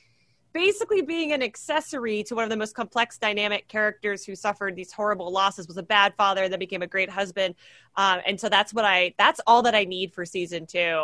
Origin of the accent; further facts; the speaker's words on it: Canada; I'm Canadian